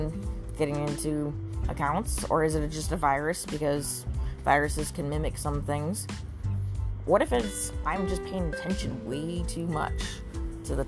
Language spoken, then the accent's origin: English; Corning, New York, United States; I was trained by Corning, a Fortune 500 company in my hometown